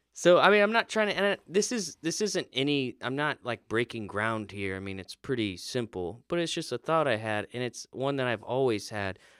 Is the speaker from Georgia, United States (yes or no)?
no; Florida, United States; I grew up in Florida